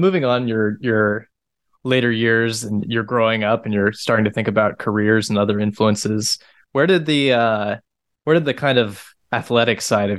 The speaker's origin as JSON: {"language": "English", "country": "United States", "accent": "American", "said": "I'm an American, you can probably tell by my accent."}